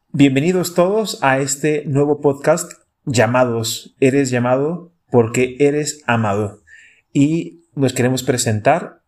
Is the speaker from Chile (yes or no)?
yes; Santiago, Santiago Metropolitan Region, Chile; moved away as an adult; also born or lived in Spain; now in Salta, Argentina; yo soy de Santiago de Chile